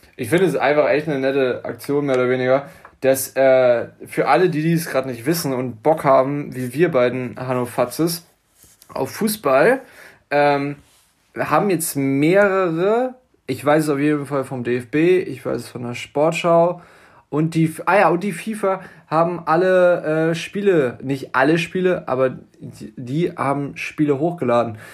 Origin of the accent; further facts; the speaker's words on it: Buchholz in der Nordheide, Lower Saxony, Germany; ich bin zwar im Vorort geboren